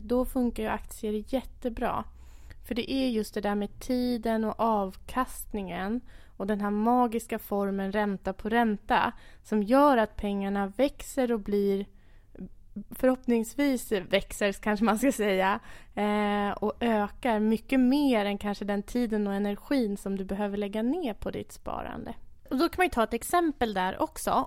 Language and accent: Swedish; Enköping, Uppsala County, Sweden; född och uppvuxen i Enköping